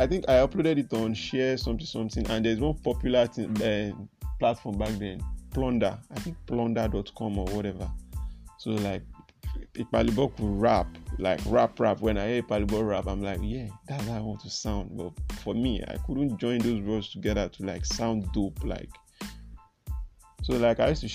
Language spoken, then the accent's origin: English; Lagos, Nigeria; I'm from Lagos Island, Adeniji side.